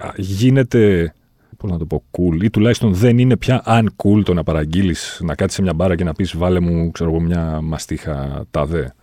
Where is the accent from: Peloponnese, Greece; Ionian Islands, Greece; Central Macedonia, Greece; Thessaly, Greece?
Thessaly, Greece; Volos; είμαι και από το Βόλιο